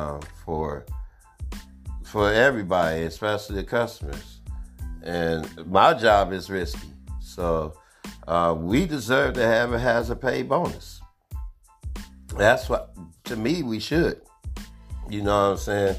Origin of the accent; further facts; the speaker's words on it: Oakland, California, United States; I'm from Oakland, California.